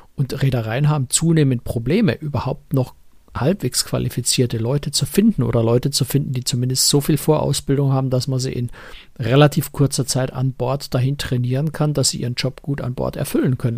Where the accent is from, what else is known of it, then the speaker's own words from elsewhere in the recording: Germany; wir als Deutsche